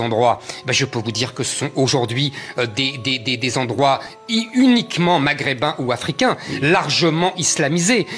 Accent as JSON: {"language": "French", "town": "Drancy", "region": "Île-de-France", "country": "France", "tie": "born or raised there", "also_born_or_lived": "Montreuil / Paris (18th arrondissement, Château-Rouge)", "said": "Je suis né à Montreux, j'ai grandi à Drancy, euh, dans le 18e, à Château-Rouge"}